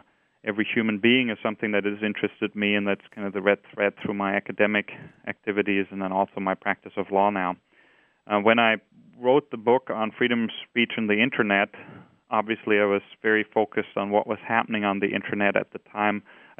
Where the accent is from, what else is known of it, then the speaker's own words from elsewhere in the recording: Austria; English is a second language; now in United States; I don't know. I think I still have my accent.